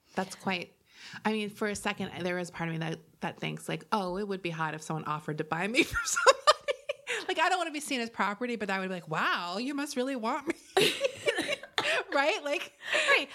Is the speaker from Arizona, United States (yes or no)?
no; Florida, United States; when I grew up in Florida